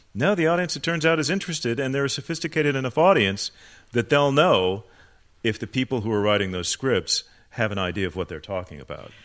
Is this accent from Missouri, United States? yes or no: no; Phoenix, Arizona, United States; also born or lived in Chicago, Illinois; I was born in Chicago, but when I was uh, seven years old, my family moved to Phoenix, Arizona